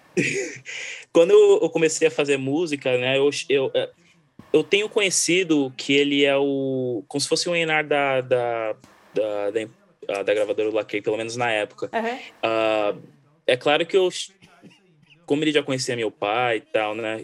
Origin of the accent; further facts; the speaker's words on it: Brazil; first language Portuguese; moved away; eu sou brasileiro